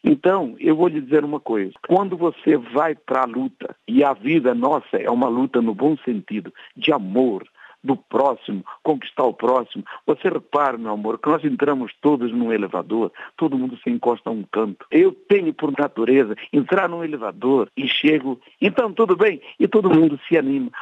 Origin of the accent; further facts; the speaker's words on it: Portugal; also born or lived in São Paulo, Brazil; now in Brazil; nós portugueses